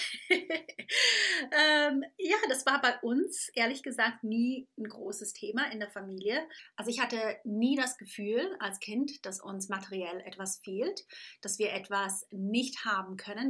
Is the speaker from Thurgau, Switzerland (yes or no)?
yes; Thurgau, Switzerland; now in England; aufgewachsen bin ich in der Schweiz, äh, ganz klassisch auf dem Lande mit den Kuhglocken um mich rum, nicht in den Bergen, sondern am Bodensee.